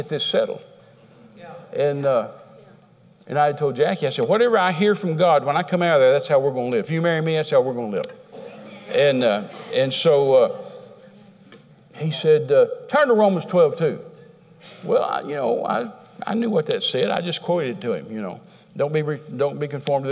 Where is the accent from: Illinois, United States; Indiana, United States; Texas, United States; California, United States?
Texas, United States; I'm a Texan